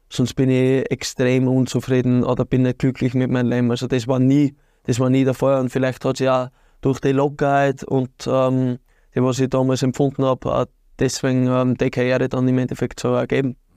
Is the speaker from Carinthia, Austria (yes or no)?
no; Birkfeld, Styria, Austria; und da habe ich eigentlich meine Kindheit verbracht, aber aufgewachsen bin in Birkfeld.